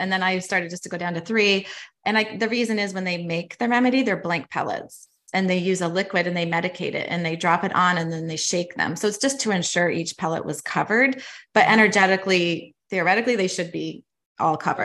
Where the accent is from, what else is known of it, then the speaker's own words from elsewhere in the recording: Canada; moved away as an adult; now in United States; I'm actually Canadian. So I am in Canada as well